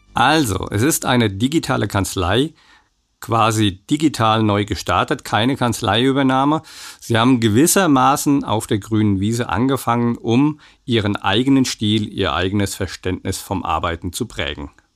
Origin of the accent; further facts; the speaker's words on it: Aschaffenburg, Bavaria, Germany; moved away; Dort ist nicht nur meine alte Heimat